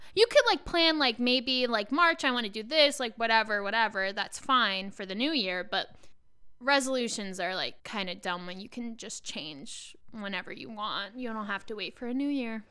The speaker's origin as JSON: {"language": "English", "area": "Long Island", "region": "New York", "country": "United States", "tie": "born or raised there", "said": "I'm from Long Island"}